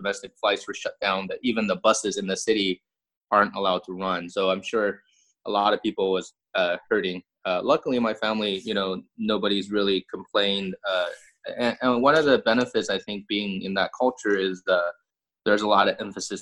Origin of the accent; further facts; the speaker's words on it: Harbin, Heilongjiang, China; now in United States; My hometown is a city in the Northeast called Harbin, H-A-R-B-I-N